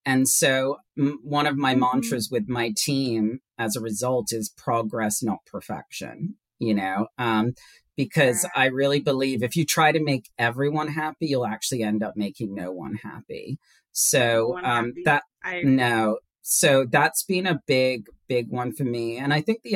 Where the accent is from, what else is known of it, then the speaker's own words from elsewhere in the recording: Hong Kong; moved away as an adult; now in United States; is British, and my father is Swiss, but I was born and raised in Hong Kong